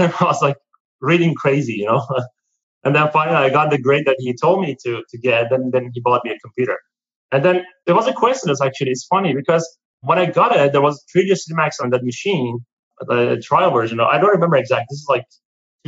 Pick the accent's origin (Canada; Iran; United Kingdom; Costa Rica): Iran; moved away as an adult; I'm from Iran originally